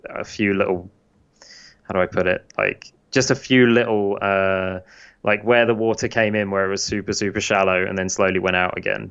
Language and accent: English; United Kingdom; now in United States; I'm British